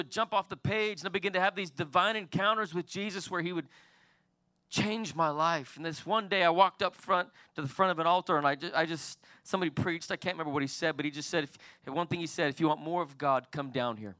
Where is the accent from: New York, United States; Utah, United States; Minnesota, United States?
Utah, United States; Salt Lake City; I was born and raised in Salt Lake City, Utah